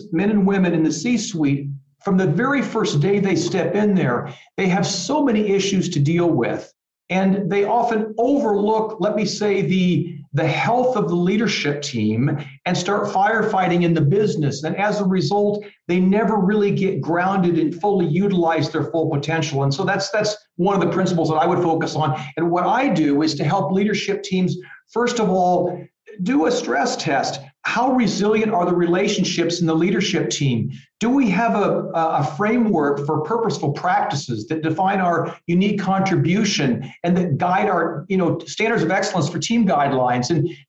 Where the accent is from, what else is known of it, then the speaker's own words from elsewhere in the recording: Midwest, United States; growing up, I grew up in the Midwest and, you know, big football country and things like that.